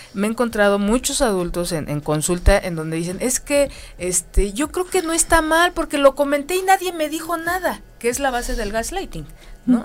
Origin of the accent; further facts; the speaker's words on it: Mexico; como mexicanos